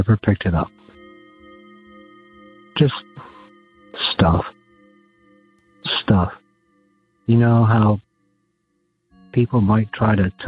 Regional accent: Gladwyne, Pennsylvania, United States; I grew up in Gladwin, Pennsylvania, which is outside of Philadelphia

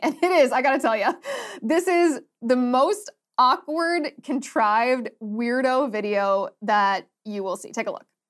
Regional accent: Ohio, United States; I'm from Ohio

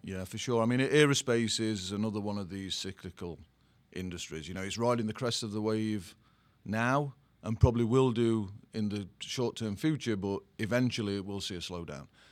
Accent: England, United Kingdom; accent: English; moved away as an adult; also born or lived in Sweden; now in New Jersey, United States

